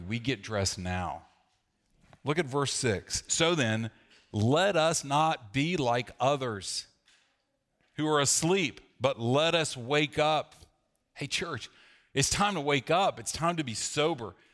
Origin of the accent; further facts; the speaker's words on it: the South, United States; growing up in the South